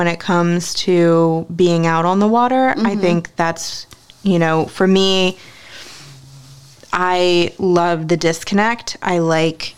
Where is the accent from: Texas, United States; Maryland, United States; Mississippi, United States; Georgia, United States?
Maryland, United States; Ocean City; also born or lived in New Jersey; I wasn't born here. I was born in New Jersey. I didn't move here until I was 8. But even growing up in this area, you know, I grew up in Ocean City.